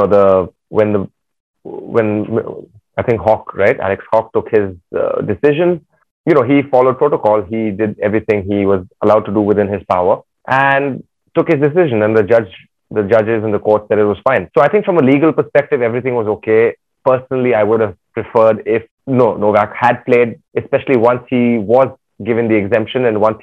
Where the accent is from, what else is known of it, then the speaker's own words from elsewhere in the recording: Chennai, Tamil Nadu, India; I was from Chennai